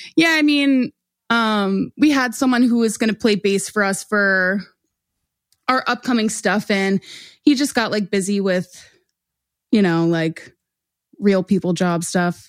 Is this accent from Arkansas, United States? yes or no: no; Orland, Pennsylvania, United States; born or raised there